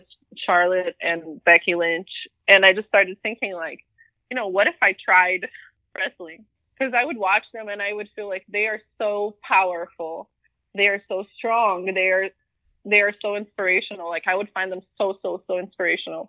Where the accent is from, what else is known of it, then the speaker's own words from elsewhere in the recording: Brazil; now in United States; I grew up in Brazil